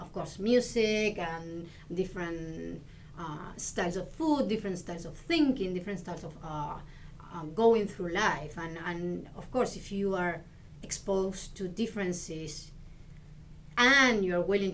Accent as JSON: {"language": "English", "country": "Argentina", "also_born_or_lived": "Illinois, United States", "second_language": "English", "moved": "as an adult", "lives_now": "Houston, United States", "said": "I come from Argentina, and I arrived here in U.S. in 2007"}